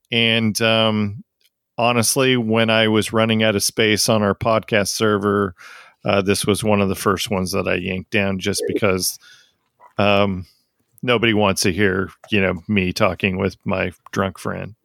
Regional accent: United States; I'm an American

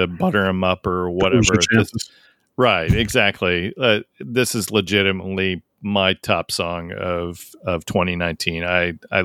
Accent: Tacoma, Washington, United States; moved away; Every time that I go back to Washington State, so, you know, I grew up in Tacoma

